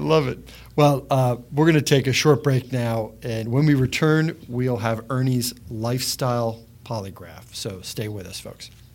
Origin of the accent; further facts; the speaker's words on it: New Jersey, United States; as a guy from New Jersey.